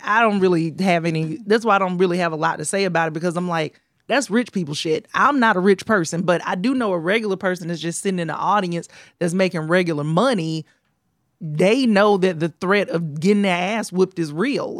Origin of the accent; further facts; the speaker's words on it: the South, United States; now in New York, United States; I'm from the South